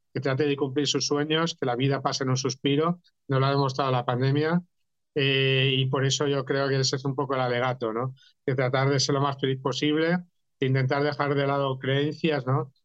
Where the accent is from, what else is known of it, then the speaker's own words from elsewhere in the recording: Catalonia, Spain; yo también como catalán